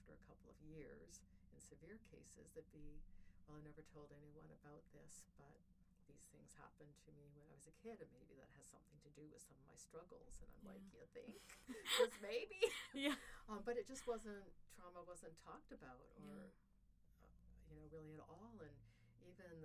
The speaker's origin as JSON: {"language": "English", "region": "Ontario", "country": "Canada", "also_born_or_lived": "Colorado", "moved": "yes", "lives_now": "Georgia, United States", "said": "I'm Canadian from Ontario, and there's lots of water and trees in Ontario"}